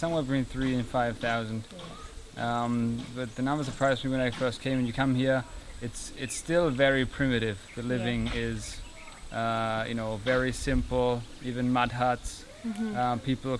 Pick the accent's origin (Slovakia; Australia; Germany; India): Germany; also born or lived in Canada; now in Mloka, Tanzania; We are a couple from Canada, although I'm originally from Germany.